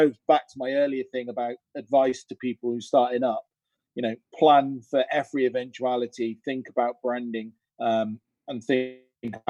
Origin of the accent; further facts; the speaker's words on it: Cirencester, South West England, United Kingdom; near where I grew up in Cirencester.